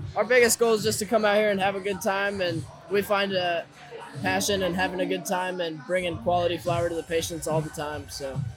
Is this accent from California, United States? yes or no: no; Fayetteville, Arkansas, United States; moved away as an adult; now in Oklahoma, United States; I'm from Arkansas